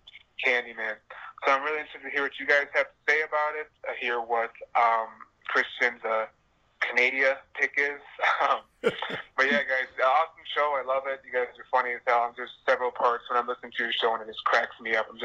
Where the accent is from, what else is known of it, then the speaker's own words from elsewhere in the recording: Chicago, Illinois, United States; my hometown is Chicago